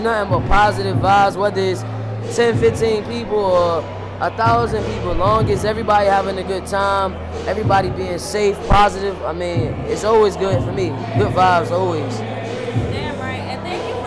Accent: New Jersey, United States; now in Virginia, United States; I'm from Jersey

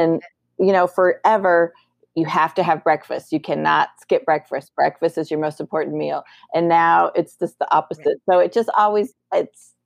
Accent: Boulder, Colorado, United States; moved away; also born or lived in Oklahoma; I'm from Boulder

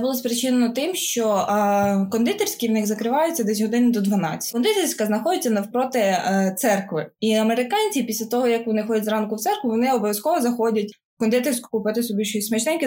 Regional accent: Ukraine; студент, який приїхав з України

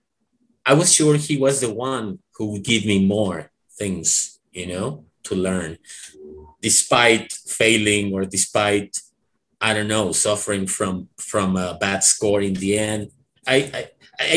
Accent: Mexico; English is a second language; I learned English when I was a teenager, and I remember at that time, I was after finishing this like teacher certificate, when I first studied at this Mexican North American Institute, I was also studying engineering at UNAM

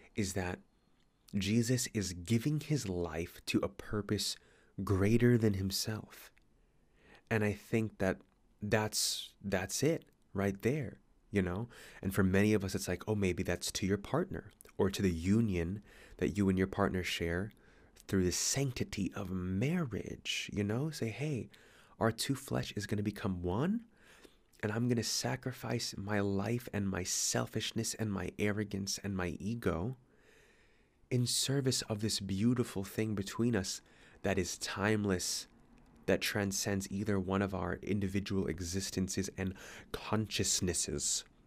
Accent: United States; now in Sydney, Australia; I'm American

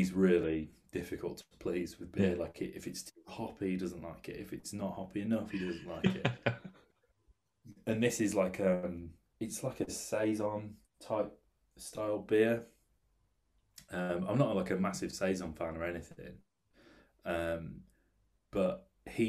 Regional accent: United Kingdom; I'm from the Midlands, and, you know, the Coors factory is there in Burton, where I went to college

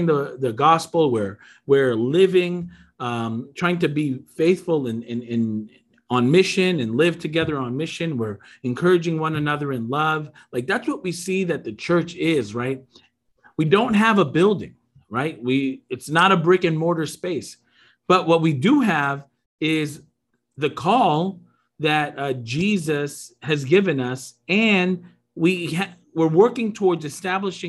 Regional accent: Long Island, New York, United States; I grew up in New York. I grew up in a independent, church on Long Island

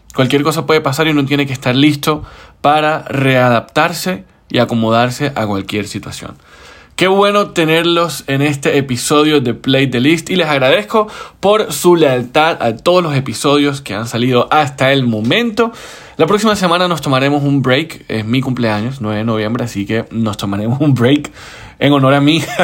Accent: Colombia; compatriota tuyo colombiano

